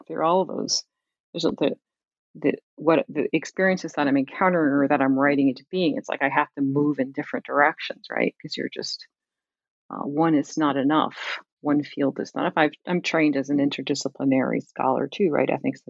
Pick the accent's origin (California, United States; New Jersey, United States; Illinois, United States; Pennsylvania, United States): New Jersey, United States; Camden; Like growing up in Camden, it's like, who is this Whitman?